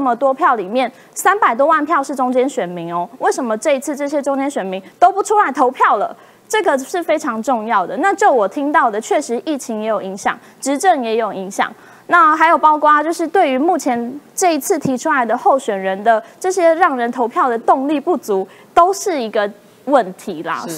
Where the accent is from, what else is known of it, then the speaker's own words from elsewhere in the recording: Kaohsiung, Taiwan; 作为一个高雄人